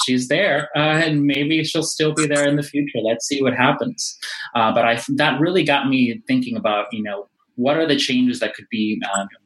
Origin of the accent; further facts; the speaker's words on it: Downey, California, United States; also born or lived in Mexico; I moved to the United States from Mexico when I was a child. We moved right into Congressional District 40 and to the community of Downey, California. So I grew up there in the community